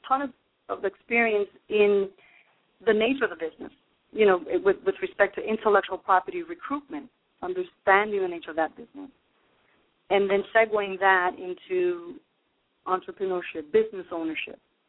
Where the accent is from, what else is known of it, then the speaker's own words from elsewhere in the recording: New York City, New York, United States; moved away as an adult; also born or lived in Brooklyn, New York; now in New Jersey, United States; I was born in Brooklyn, New York, and raised in Manhattan